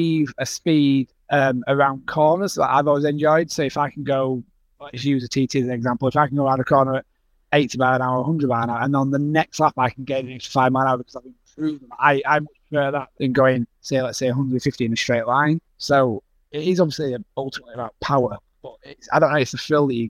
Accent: Wakefield, Yorkshire and the Humber, United Kingdom; I'm from Wakefield in West Yorkshire in the UK.

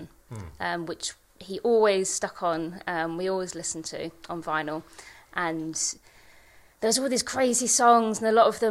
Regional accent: Kent, South East England, United Kingdom; moved away as an adult; also born or lived in Surrey; now in Isle of Man; I'm from the southeast of England. I was born in Kent, and then we moved to Surrey next to Gatwick Airport when I was about 11, and I came over here when I was 22.

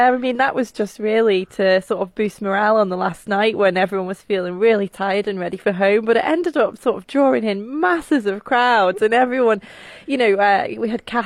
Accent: Isle of Man; Where are you from? You say Man

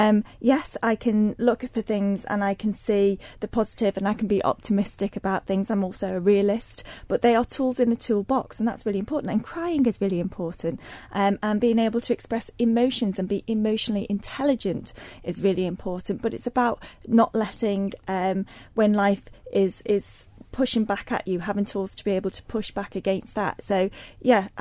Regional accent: Isle of Man; moved away as an adult; also born or lived in Liverpool, England; I grew up in the Isle of Man

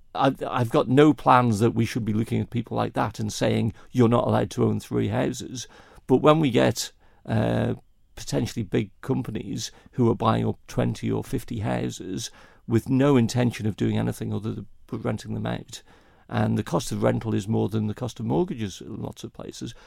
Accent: Kirkmichael, Isle of Man; also born or lived in Ramsey, Isle of Man; I was born and raised in Kirkmichael

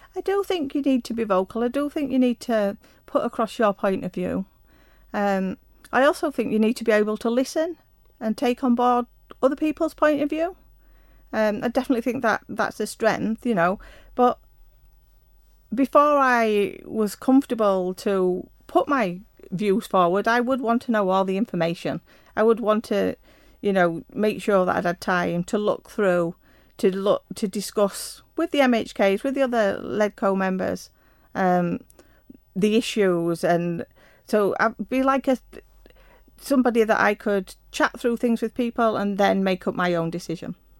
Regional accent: Yorkshire and the Humber, United Kingdom; moved away as an adult; also born or lived in London; I was born in South Yorkshire in a small mining town. Um, attended a local school and left school at 17

